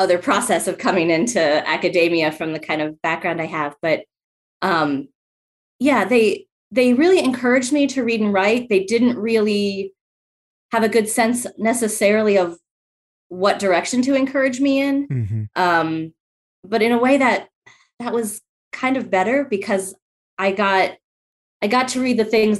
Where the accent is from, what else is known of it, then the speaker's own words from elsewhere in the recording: Columbus, Ohio, United States; I'm originally from Columbus, Ohio, and grew up in a neighborhood that was within the city